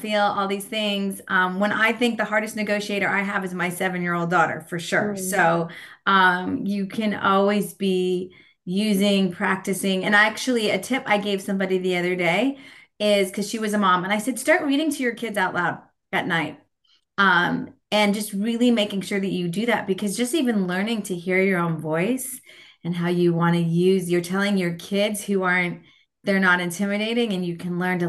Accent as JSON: {"language": "English", "region": "California", "country": "United States", "tie": "born or raised there", "also_born_or_lived": "San Francisco, California", "moved": "as an adult", "lives_now": "Portland, United States", "said": "I grew up in California. Still on the West Coast in Portland, Oregon"}